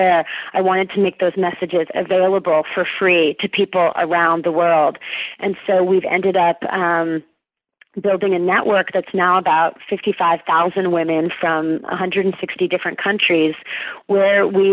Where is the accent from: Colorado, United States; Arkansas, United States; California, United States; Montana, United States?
California, United States; the Unity Church that I was raised in here in California